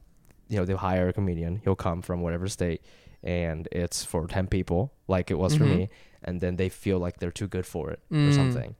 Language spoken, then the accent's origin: English; Ohio, United States; moved away; I'm from Ohio